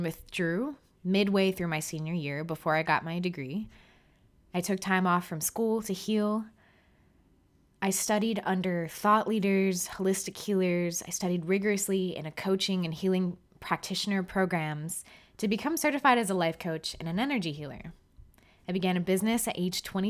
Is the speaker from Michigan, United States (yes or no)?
no; South Florida, United States; moved away; I'm from South Florida